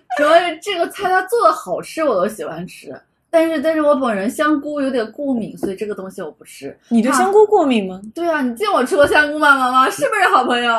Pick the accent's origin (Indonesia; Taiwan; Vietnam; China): China; Jiangsu; 我们是江苏的